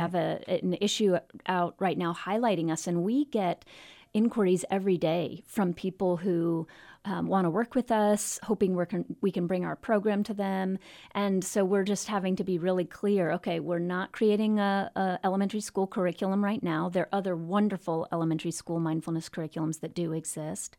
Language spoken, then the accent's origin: English; Virginia, United States; now in Portland, United States; I grew up in Virginia